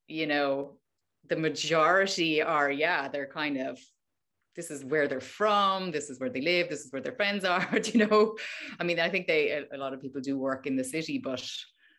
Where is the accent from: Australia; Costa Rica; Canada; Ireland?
Ireland; Dublin, Leinster; moved away; our mother is German and we grew up in Ireland